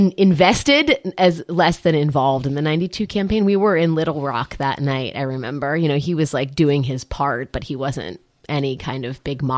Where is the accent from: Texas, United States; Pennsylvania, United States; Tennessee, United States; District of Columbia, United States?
District of Columbia, United States; Washington; public school in Washington, D.C. And that's where I was born and raised.